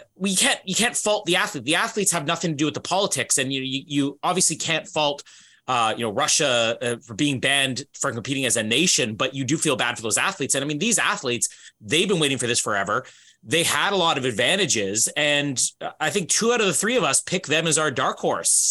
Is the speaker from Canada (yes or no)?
yes; Canada; as a Canadian